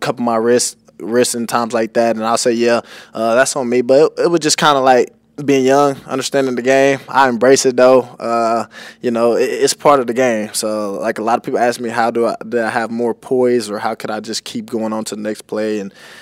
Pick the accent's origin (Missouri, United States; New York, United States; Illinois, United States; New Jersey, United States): Missouri, United States; Kansas City; now in Tampa, United States; I'm from Kansas City